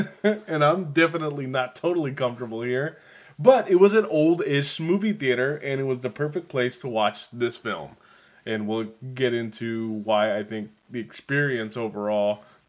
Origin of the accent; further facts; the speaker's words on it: California, United States; I'm from California.